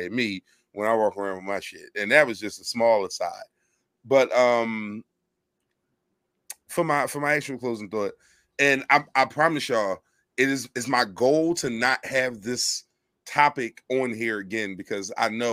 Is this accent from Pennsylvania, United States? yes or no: yes; Philadelphia, Pennsylvania, United States; I am from Philadelphia, Pennsylvania. I was born and raised. It's where I stay right now